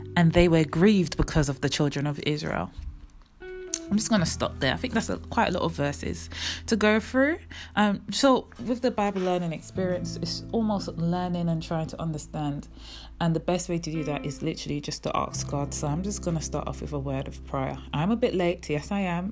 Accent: England, United Kingdom; born or raised there; also born or lived in Jamaica; now in London, United Kingdom

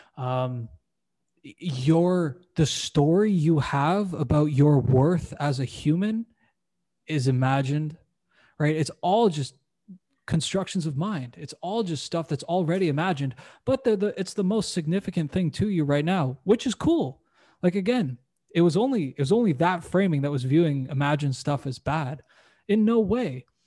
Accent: Canada; also born or lived in United States / New Zealand; now in Playa del Carmen, Mexico; I was born and raised in Canada

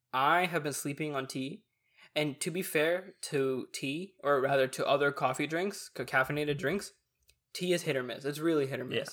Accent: Texas, United States; we're hella Texan

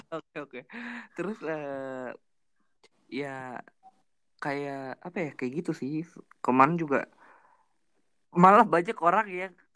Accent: Bandung, West Java, Indonesia; Gua juga anak Bandung

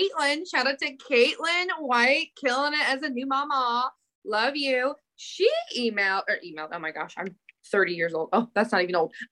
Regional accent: Shelbyville, United States; born or raised there; moved away

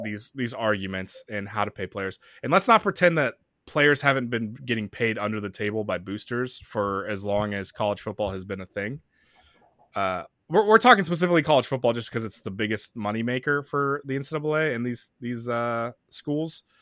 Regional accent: Arizona, United States; moved away; also born or lived in Orlando, Florida; I grew up watching in Arizona

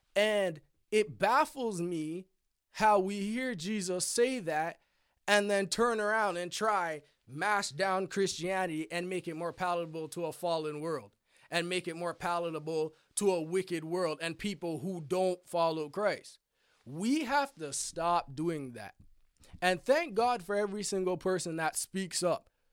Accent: Canada; I'm Canadian, not American

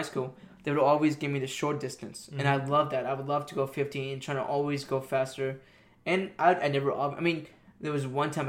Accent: Iran; moved away; I was raised in Iran. I came here and I got really Americanized.

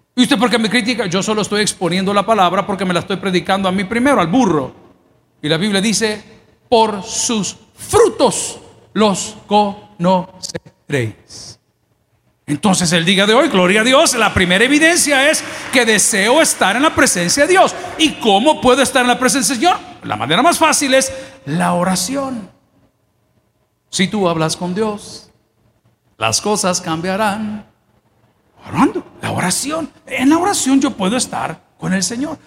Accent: El Salvador; somos salvadoreños

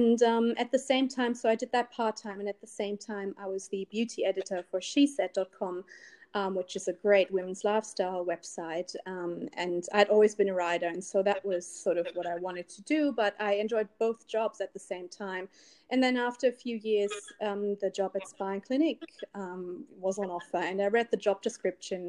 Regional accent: Berlin, Germany; English is a second language; moved away; I'm from Berlin originally, in case you can't tell from my accent.

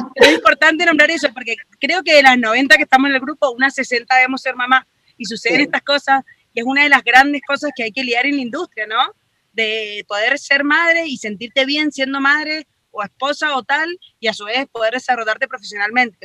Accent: Argentina; moved away as an adult; now in Mexico; soy argentina y hace cinco años que voy y vengo entre México y Argentina

